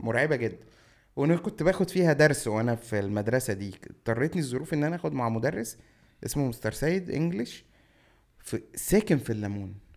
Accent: Cairo, Cairo Governorate, Egypt; also born or lived in Shubra, Cairo; انا مطراوي

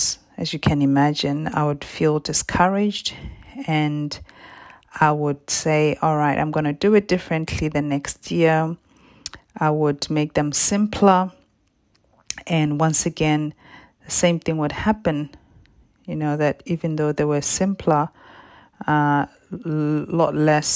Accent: Botswana; now in Perth, Australia; I was born and raised in Botswana in Southern Africa and currently live in Perth in Western Australia

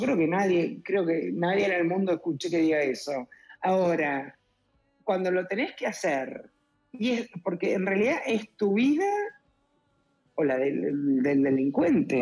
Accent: Argentina; Acá en Argentina hay mucha inseguridad

